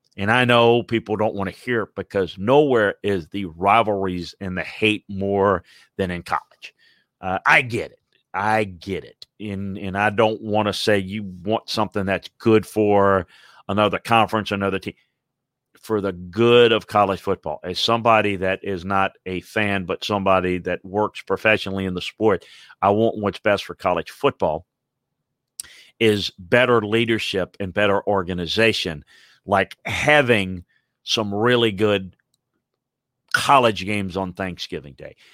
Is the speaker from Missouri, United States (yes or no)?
yes; Kansas City, Missouri, United States; growing up in Kansas City, Missouri